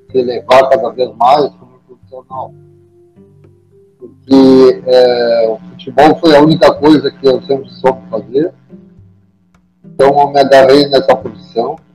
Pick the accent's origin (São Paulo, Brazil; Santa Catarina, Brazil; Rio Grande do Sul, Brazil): Rio Grande do Sul, Brazil; Santa Cruz do Sul; also born or lived in Porto Alegre / Pelotas; fui emprestado para o Santa Cruz, que é aqui da minha terra